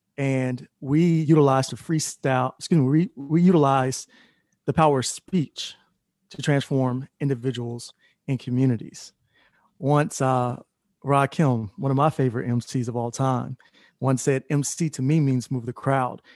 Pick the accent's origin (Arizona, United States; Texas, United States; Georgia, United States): Georgia, United States; Atlanta; moved away as an adult; also born or lived in Florida; I came back home to Atlanta. I'm originally from Atlanta